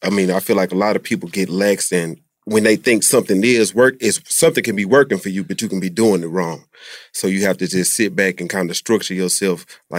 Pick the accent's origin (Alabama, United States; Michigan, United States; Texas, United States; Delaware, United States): Alabama, United States; Mobile; We're from Mobile, Alabama.